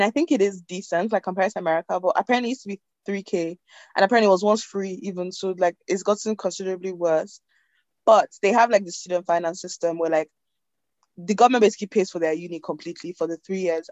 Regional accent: Nigeria; moved away; growing up in Nigeria

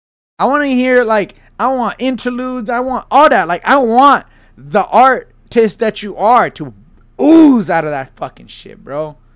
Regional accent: California, United States; That's just because I'm from the South Bay.

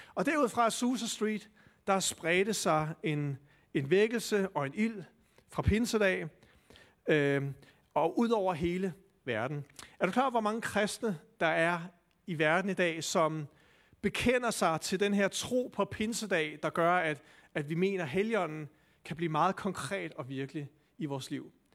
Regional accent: Denmark; som danskere

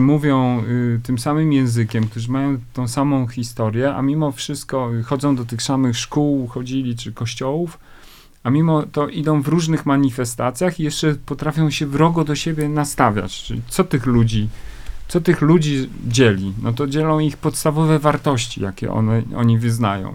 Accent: Lower Silesian Voivodeship, Poland; Ja już w ogóle się wychowałem w takim małym miasteczku na Dolnym Śląsku

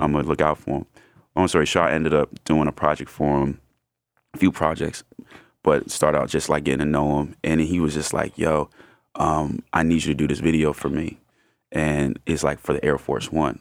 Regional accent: New York City, New York, United States; I'm from Brooklyn, New York, specifically Bed-Stuy

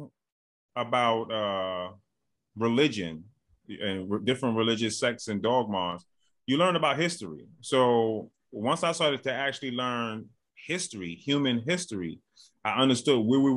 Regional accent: New York City, New York, United States; also born or lived in Bronx, New York; born and raised in Brooklyn, New York.

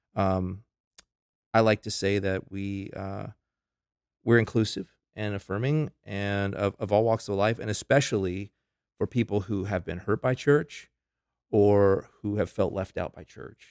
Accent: Tampa, Florida, United States; moved away as an adult; now in Lincolnton, United States; I'm originally from Florida. That's where I gr-, I'm a native Floridian.

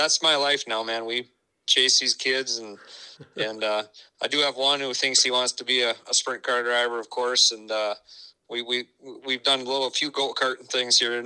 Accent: Sioux Falls, South Dakota, United States; I was born and raised in Sioux Falls

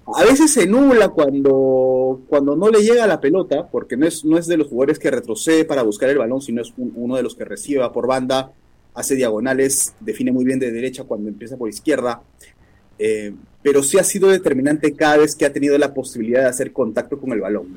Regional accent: Peru; Como peruanos metemos ese escenario

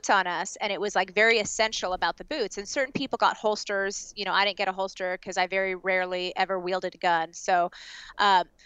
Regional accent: Southern California, United States; I'm from Southern California

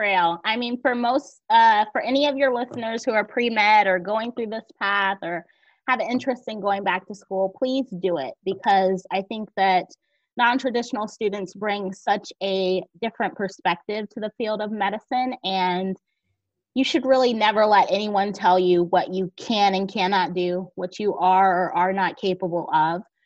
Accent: Georgia, United States; moved away; also born or lived in Northeastern United States / South Jersey; I'm originally from Georgia, but most of all, well, all of my education has been in the north or in the northeast

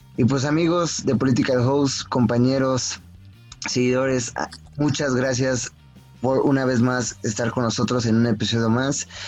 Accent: Mexico; nosotros como mexicanos

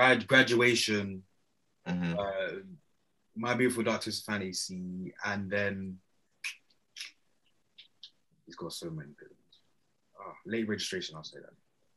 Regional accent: Nigeria; Obviously, being Nigerian, it was Afrobeat from young.

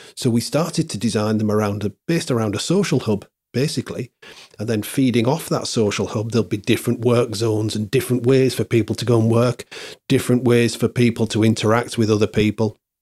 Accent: Hull, Yorkshire and the Humber, United Kingdom; I was born here. It's my, it's my hometown

